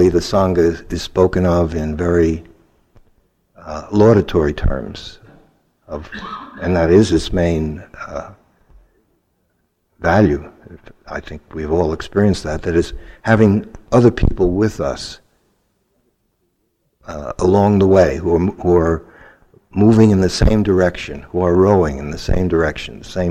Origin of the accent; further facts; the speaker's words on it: New York City, New York, United States; I had had bad experiences growing up in Brooklyn by being beaten up by Italian kids all the time